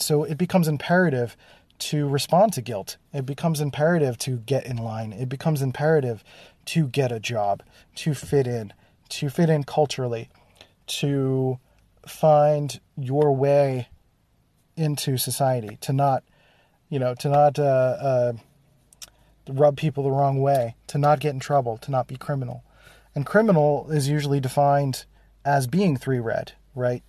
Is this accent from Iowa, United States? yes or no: no; Philadelphia, Pennsylvania, United States; growing up in Philadelphia, there was literally a place called Germantown